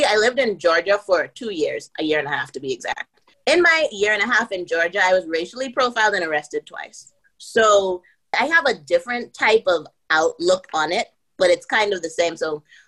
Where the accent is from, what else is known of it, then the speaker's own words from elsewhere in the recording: Bahamas; moved away as an adult; also born or lived in United States; I'm from the Bahamas